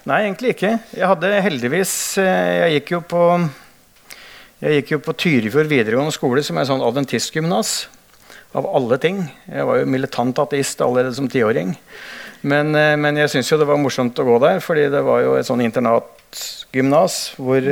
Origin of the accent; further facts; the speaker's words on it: Hønefoss, Buskerud, Norway; jeg vokste opp i Hønefoss